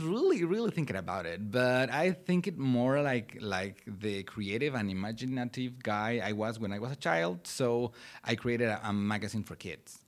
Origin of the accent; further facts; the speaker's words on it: Puebla, Mexico; English is a second language; moved away as an adult; now in Oklahoma, United States; I grew up in Mexico. I'm from Mexico. Eh, my hometown is Puebla City.